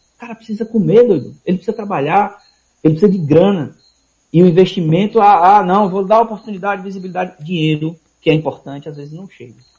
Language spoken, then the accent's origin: Portuguese; Vitória da Conquista, Bahia, Brazil; moved away as an adult; now in Aracaju, Brazil; na minha cidade natal, Vitória da Conquista